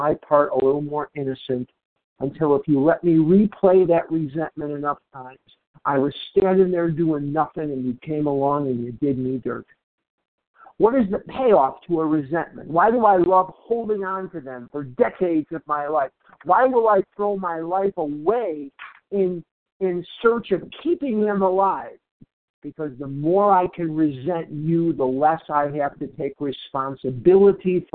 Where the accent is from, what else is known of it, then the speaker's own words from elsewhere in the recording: Chicago, Illinois, United States; now in Scottsdale, United States; I'm a recovered compulsive overeater in Scottsdale, Arizona, but I'm originally from Chicago